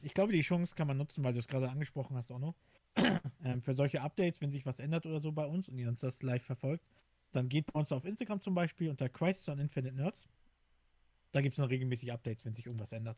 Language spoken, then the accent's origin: German; Hamburg, Germany; moved away; ich bin in Hamburg groß geworden